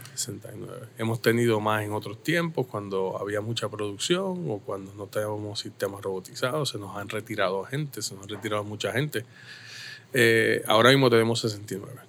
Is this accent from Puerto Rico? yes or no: yes; Caguas, Puerto Rico; also born or lived in Santurce; me trajeron a los tres días para acá. y desde entonces vivo en el mismo lugar, en el mismo barrio, en la misma urbanización, toda la vida